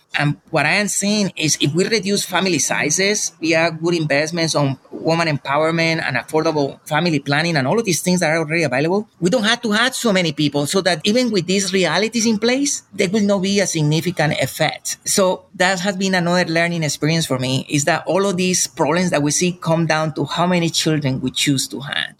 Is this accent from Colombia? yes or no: yes; Colombia; moved away; Growing up in Colombia